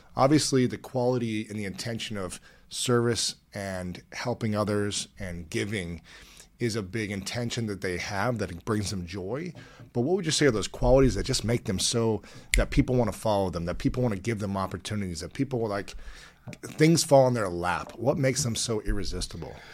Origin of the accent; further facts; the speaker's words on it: United States; growing up in America